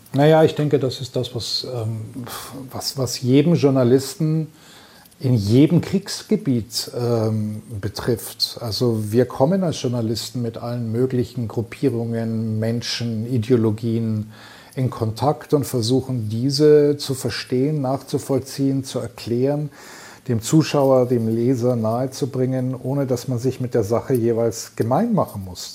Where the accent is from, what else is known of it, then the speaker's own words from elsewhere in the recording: Munich, Bavaria, Germany; moved away as an adult; now in Tel Aviv, Israel; ich bin ja gebürtiger Münchner